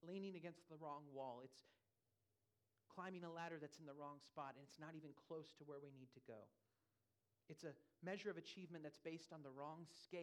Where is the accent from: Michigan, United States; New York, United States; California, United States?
California, United States; also born or lived in Louisville, Kentucky; now in Lighthouse Point, United States; I'm from California